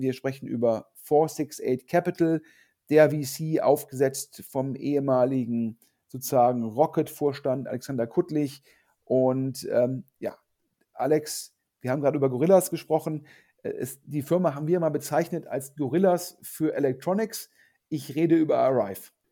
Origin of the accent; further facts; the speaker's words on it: Düsseldorf, North Rhine-Westphalia, Germany; in Düsseldorf, also in, in, in Anführungsstrichen meiner Heimatstadt